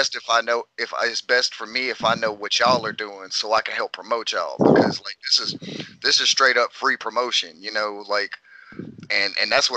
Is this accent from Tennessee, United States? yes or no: no; West Memphis, Arkansas, United States; I grew up, you familiar with West Memphis? I grew up on North 36th Street.